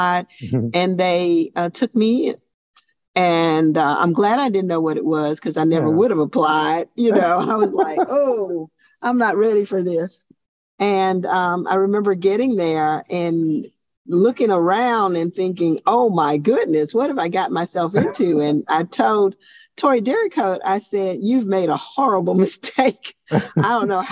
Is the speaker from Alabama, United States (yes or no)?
yes; Montgomery, Alabama, United States; also born or lived in Tuskegee, Alabama; I'm from Montgomery, Alabama, way of Tuskegee, Alabama. My father had a farm there, and we moved to Montgomery when I was about five